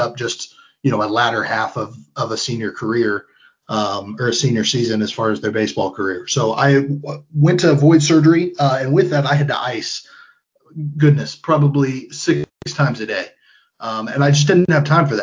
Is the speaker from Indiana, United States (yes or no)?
yes; Pierceton, Indiana, United States; I grew up in Pearson. I went to Whitco High School